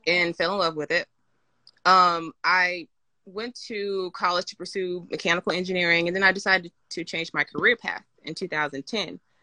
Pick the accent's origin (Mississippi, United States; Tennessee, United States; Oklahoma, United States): Mississippi, United States; now in Atlanta, United States; I grew up in Mississippi